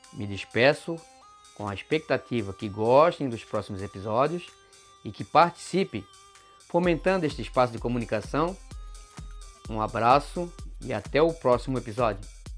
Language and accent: Portuguese; Florianópolis, Santa Catarina, Brazil; Sou de Florianópolis, manezinho da ilha